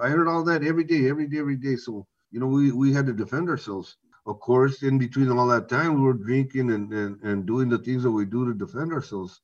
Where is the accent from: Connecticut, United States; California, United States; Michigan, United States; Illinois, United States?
California, United States; Navarro, Orange County; I grew up in Navarro, in Orange County.